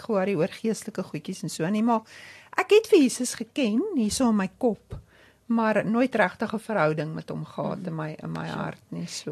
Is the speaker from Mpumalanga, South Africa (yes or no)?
no; Odendaalsrus, Free State, South Africa; ek kom van die Vrystaat af. Ek is in Oondalsrus gebore.